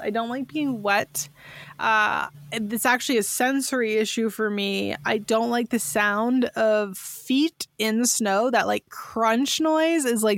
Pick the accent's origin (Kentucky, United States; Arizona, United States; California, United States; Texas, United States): California, United States; San Francisco Bay Area; I grew up in the San Francisco Bay Area